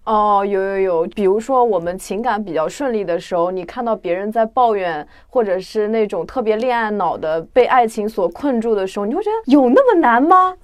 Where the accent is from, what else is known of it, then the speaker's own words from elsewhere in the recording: Jiangsu-Zhejiang area, China; 困觉是一个我们江浙那边的术语，啊。就是我那边叫快钩